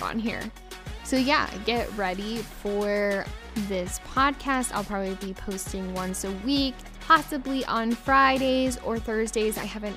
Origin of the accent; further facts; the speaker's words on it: Colorado, United States; I'm from the United States, over in Colorado